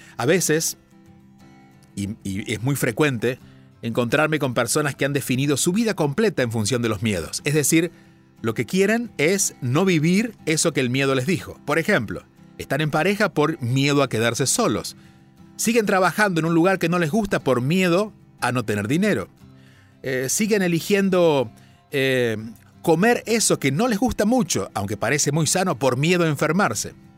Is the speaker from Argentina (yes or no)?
yes; southern Argentina, Argentina; now in India; soy argentino de nacimiento y ese sello estará en siempre, siempre para mí, aunque viva en la India. Incluso, aunque decidiera vivir en Marte, me recordarían como aquel que vivió en la Tierra y nació en un pueblo en el sur de Argentina.